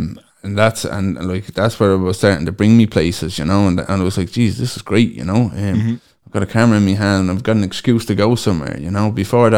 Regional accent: Dublin, Leinster, Ireland; now in Cork, Ireland; just in case anybody wants to know. I'm originally from Dublin, and I've been living in Cork now nearly 8 years.

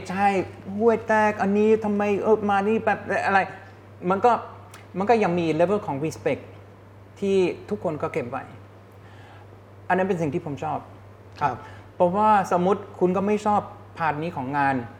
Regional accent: Germany; Thai is a second language; moved away as an adult; also born or lived in Hong Kong / United States; now in Thailand; ผมมาจากเยอรมัน

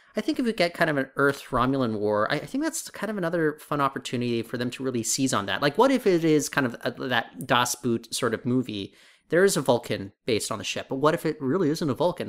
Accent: United States; now in Canada; I grew up in the U S

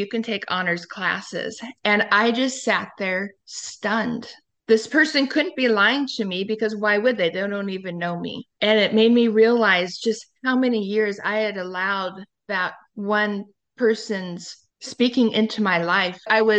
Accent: Sedro-Woolley, Washington, United States; I was raised in Cedar Woolley. My dad raised me by himself until I was 3 years old.

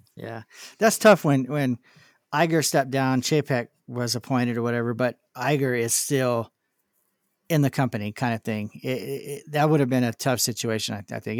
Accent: California, United States; I was from California

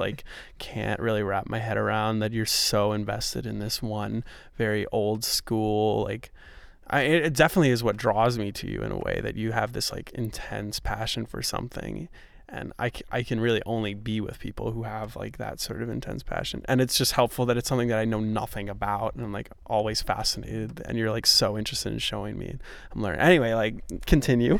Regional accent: New York, United States; also born or lived in Grinnell, Iowa; now in Iowa, United States; I'm from New York

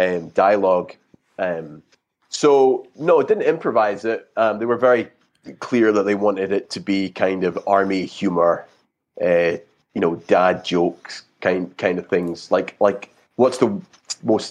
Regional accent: Scotland, United Kingdom; I'm originally from Scotland

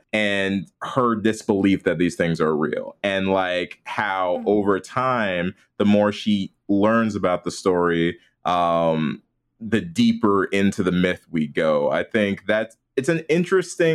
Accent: outside Chicago, Illinois, United States; I grew up outside Chicago

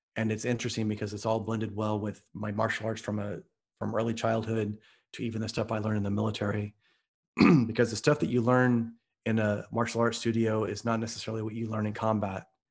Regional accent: Midwest, United States; I'm from the Midwest

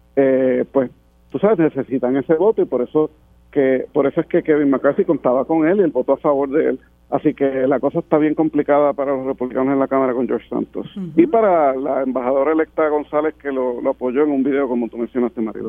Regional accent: Puerto Rico; nosotros ni somos ciudadanos de los Estados Unidos

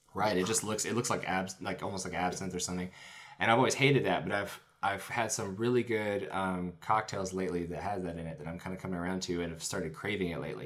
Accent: Chattanooga, Tennessee, United States; I grew up in Chattanooga.

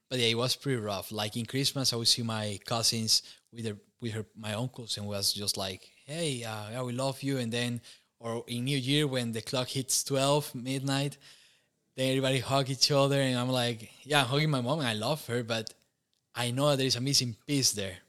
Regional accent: Costa Rica; moved away as an adult; now in Romania; growing up in Costa Rica was, uh, pretty warm, and humid

